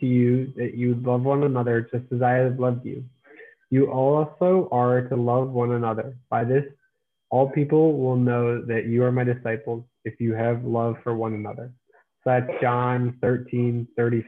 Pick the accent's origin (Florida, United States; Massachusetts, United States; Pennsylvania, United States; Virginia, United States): Pennsylvania, United States; Lancaster; also born or lived in Annapolis, Maryland / York, Pennsylvania; I am from Lancaster, Pennsylvania. I go to school at York College of Pennsylvania, so not too far from where I grew up.